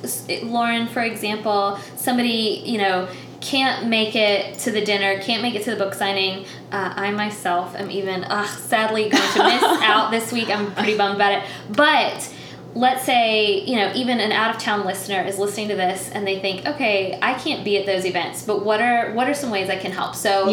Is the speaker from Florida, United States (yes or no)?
yes; Tallahassee, Florida, United States; so I grew up in Tallahassee, but near Thomasville